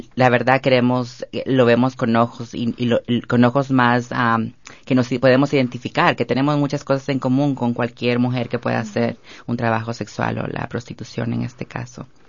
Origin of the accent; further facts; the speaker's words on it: Guatemala; now in Los Angeles, United States; soy la única guatemalteca en el elenco